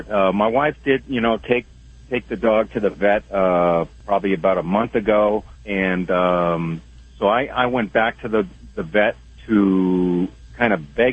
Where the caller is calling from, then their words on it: Wyoming, United States; Well, I'm uh, truck driving here in Wyoming.